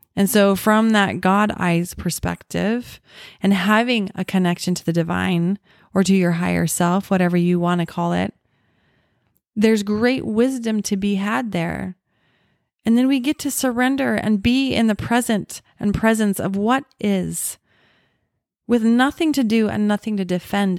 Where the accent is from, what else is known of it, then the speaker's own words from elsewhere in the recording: Orem, Utah, United States; The house that I grew up in in Orem